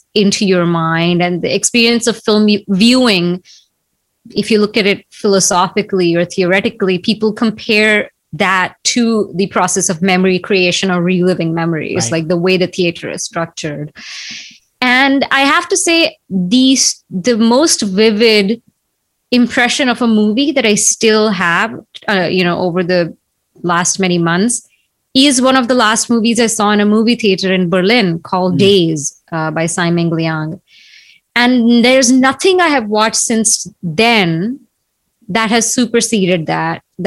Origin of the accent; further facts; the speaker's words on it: Nagpur, Maharashtra, India; moved away; when I was growing up in Nagpur